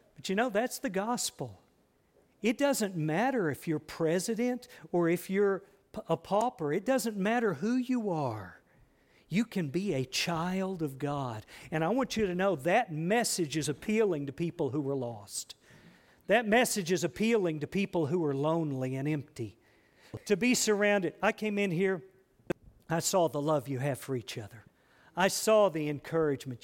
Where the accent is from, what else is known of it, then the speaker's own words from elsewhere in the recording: United States; I'm an American.